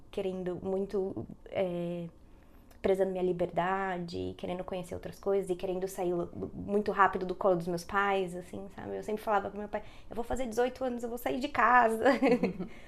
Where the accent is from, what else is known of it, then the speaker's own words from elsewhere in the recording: São Paulo, Brazil; moved away as an adult; now in Dublin, Ireland; eu sou de São Paulo, né? São Paulo capital mesmo, zona norte